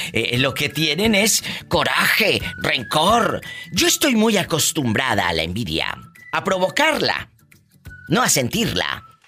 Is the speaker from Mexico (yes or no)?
yes; Matamoros, Tamaulipas, Mexico; de mi estado es Tamaulipas, yo soy de Matamoros